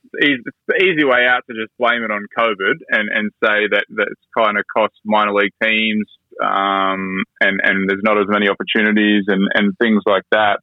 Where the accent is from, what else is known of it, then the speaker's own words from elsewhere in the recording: Sydney, New South Wales, Australia; also born or lived in United States; I grew up in Sydney